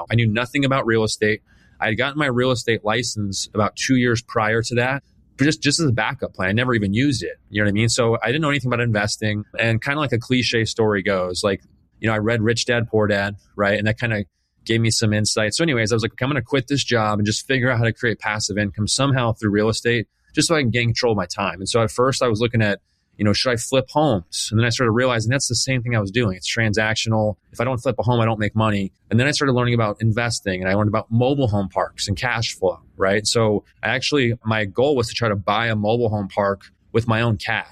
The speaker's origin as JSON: {"language": "English", "town": "Phoenix", "region": "Arizona", "country": "United States", "tie": "born or raised there", "said": "I was born and raised here in Phoenix, Arizona"}